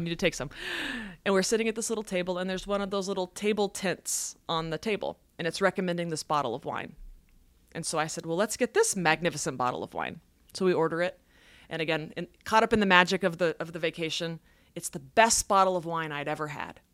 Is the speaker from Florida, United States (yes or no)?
no; Dallas, farm in North Texas, United States; I grew up in Dallas, but when I was about ten, my parents moved us to a farm.